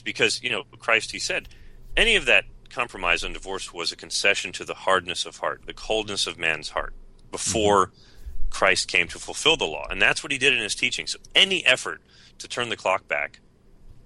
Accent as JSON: {"language": "English", "country": "United States", "said": "I'm an American."}